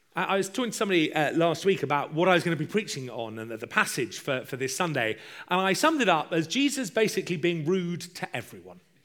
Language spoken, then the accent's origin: English; United Kingdom; I'm British